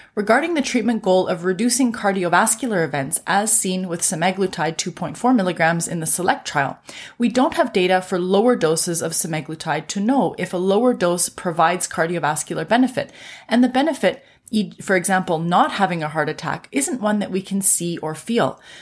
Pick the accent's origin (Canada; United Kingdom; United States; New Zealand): Canada; I'm a Canadian physician